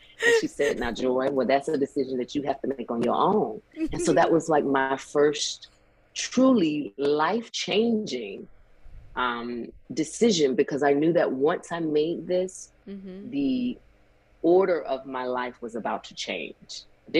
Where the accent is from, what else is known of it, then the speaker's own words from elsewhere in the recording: the South, United States; child, I grew up in the South where there's a big family and we have barbecues and cookouts.